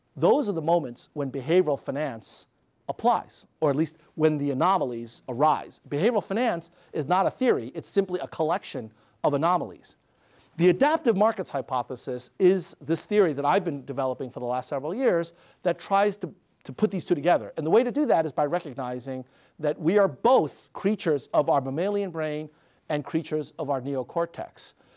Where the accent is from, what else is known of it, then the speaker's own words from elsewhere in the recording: New York City, New York, United States; When I was six years old, growing up in Queens, New York